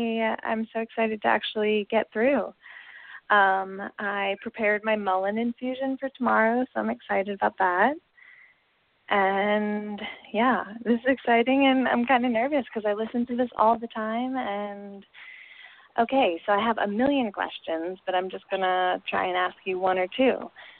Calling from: Spain; I'm calling from Spain and it's 2:00 in the morning.

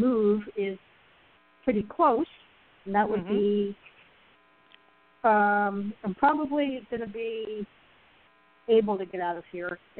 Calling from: Arizona, United States; I'm calling from Arizona, even though that's an old area code.

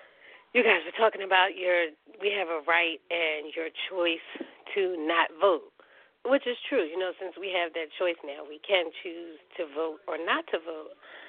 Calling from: Philadelphia, Pennsylvania, United States; Hi, this is …. I'm calling from Philadelphia.

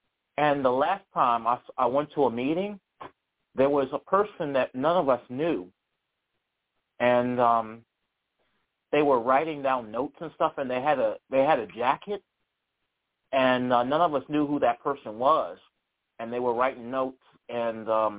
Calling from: Charlottesville, Virginia, United States; I'm calling from Charlottesville.

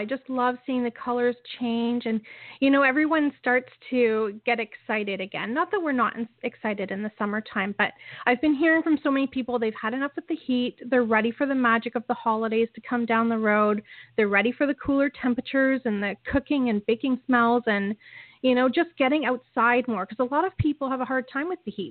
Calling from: Niagara Falls, Ontario, Canada; I am calling in from Niagara Falls, Ontario

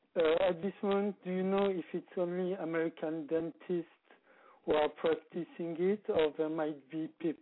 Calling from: France; I'm calling you from France.

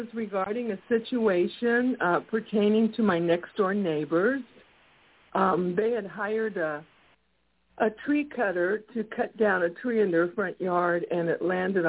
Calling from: Texas, United States; I'm from Texas.

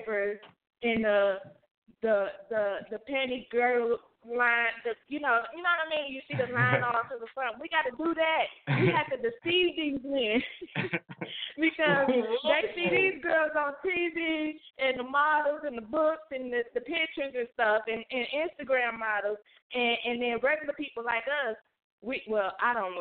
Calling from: Milwaukee, Wisconsin, United States; I'm calling from Milwaukee.

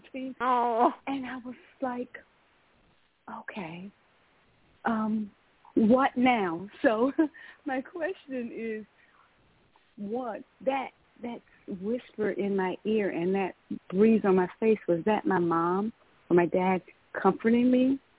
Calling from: Georgia, United States; I'm calling from Georgia.

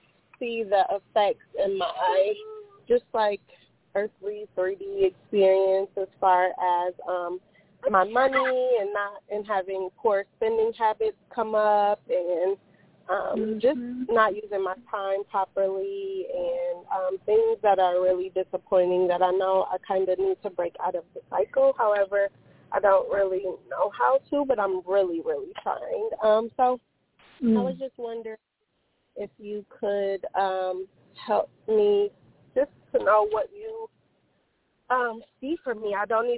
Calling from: Phoenix, Arizona, United States; I am calling from Phoenix, Arizona

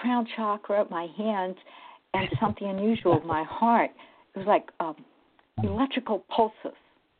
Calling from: New Jersey, United States; I'm calling from New Jersey.

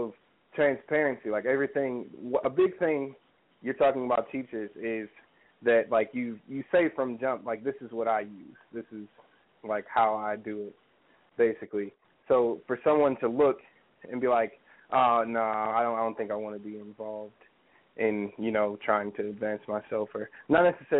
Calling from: Columbus, Ohio, United States; I am calling in from Columbus, Ohio right now.

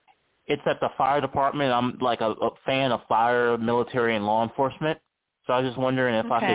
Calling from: Charlottesville, Virginia, United States; I'm calling from Charlottesville, Virginia.

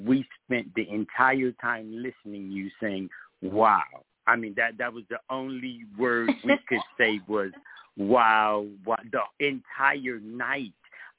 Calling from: Decatur, Georgia, United States; I'm actually calling from Georgia.

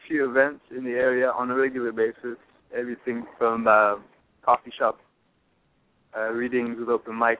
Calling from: San Luis Obispo, California, United States; I'm calling from San Luis Obispo on the central coast of California.

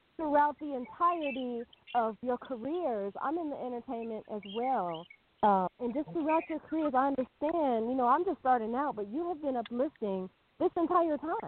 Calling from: New Mexico, United States; I am calling from, well, I'm actually calling from two different places. I'm calling from New Mexico

